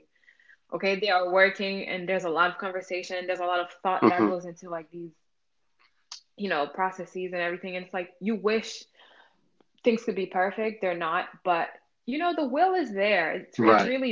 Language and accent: English; Pétionville, Ouest, Haiti; moved away; growing up in Pétionville was interesting